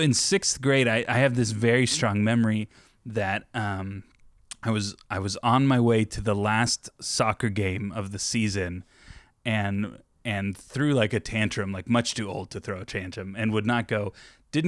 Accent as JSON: {"language": "English", "area": "Orange County", "region": "Southern California", "country": "United States", "tie": "born or raised there", "also_born_or_lived": "Yorba Linda", "moved": "yes", "said": "I'm from Southern California, Orange County is I grew up"}